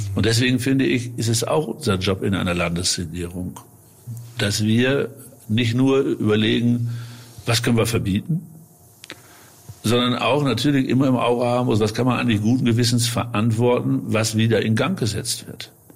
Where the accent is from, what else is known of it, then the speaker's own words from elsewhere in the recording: North Rhine-Westphalia, Germany; meine westfälische Heimat